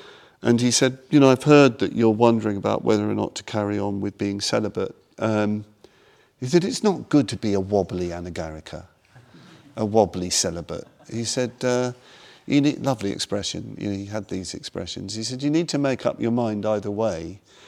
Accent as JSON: {"language": "English", "country": "India", "said": "about to go back to India again, because I came from India, you know"}